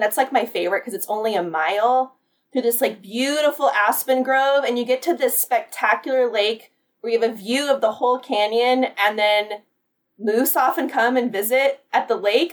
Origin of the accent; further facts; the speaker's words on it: Carlsbad, California, United States; moved away; also born or lived in Pasadena, California; I grew up in the San Diego area, so Carlsbad specifically